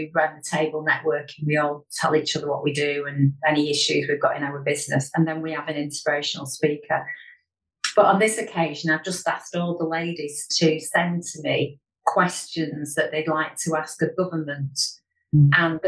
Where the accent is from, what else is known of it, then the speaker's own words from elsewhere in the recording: Chorley, North West England, United Kingdom; Chorley's my hometown